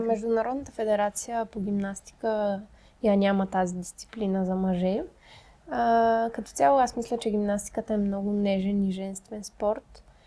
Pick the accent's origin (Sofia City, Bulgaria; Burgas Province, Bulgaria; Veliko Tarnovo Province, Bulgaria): Sofia City, Bulgaria; Sofia; само аз и Мади сме от София